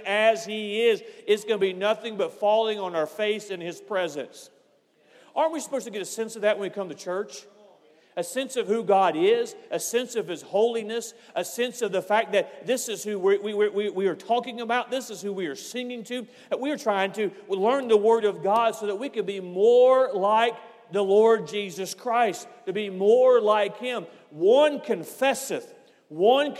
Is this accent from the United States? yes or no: yes; United States; I'm an American